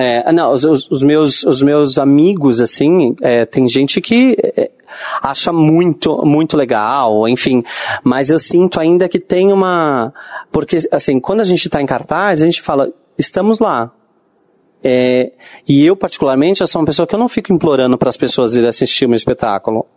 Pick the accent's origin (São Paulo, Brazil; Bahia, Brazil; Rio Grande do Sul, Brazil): São Paulo, Brazil; Bauru; Bauru, né, que é a minha, minha cidade é, onde eu nasci